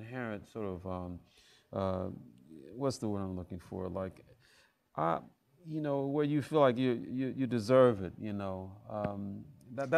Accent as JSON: {"language": "English", "town": "Memphis", "region": "Tennessee", "country": "United States", "tie": "born or raised there", "also_born_or_lived": "Houston", "moved": "as an adult", "said": "I'm from Memphis"}